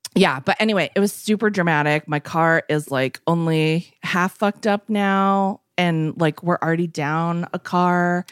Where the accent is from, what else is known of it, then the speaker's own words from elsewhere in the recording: East Coast, United States; now in West Coast, United States; growing up on the East Coast and living on the West